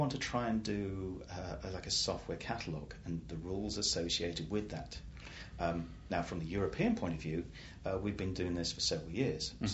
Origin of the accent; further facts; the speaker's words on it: England, United Kingdom; I'm just an Englishman